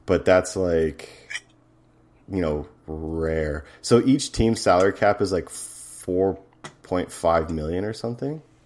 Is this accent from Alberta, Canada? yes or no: yes; Edmonton, Alberta, Canada; my hometown, Edmonton